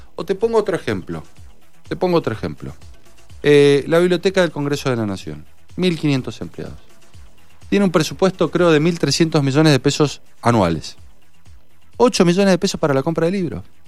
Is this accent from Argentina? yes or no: yes; San Martín, Mendoza, Argentina; also born or lived in Santa Fe; pero nací en el interior en el, del interior de Mendoza, a 5 kilómetros de San Martín, en Alto Salvador. Eh, todos mis estudios primarios y secundarios los hice en San Martín.